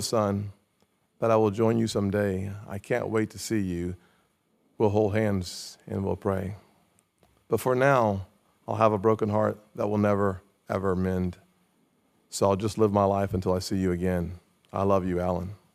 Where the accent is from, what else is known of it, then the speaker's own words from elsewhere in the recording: Charleston, South Carolina, United States; the College of Charleston in, in my hometown